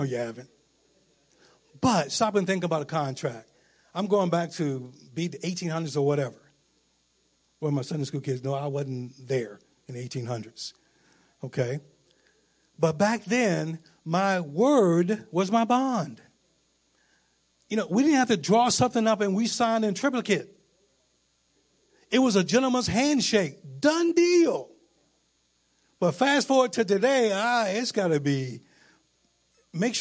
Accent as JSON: {"language": "English", "region": "Virginia", "country": "United States", "also_born_or_lived": "New Mexico", "moved": "yes", "said": "I'm from Virginia."}